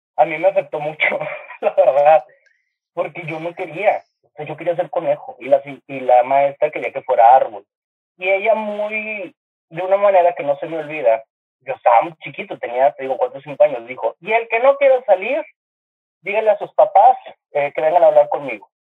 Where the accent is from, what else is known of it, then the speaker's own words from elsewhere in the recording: Monterrey, Nuevo León, Mexico; en el Kinder, aquí en Monterrey, porque soy de Monterrey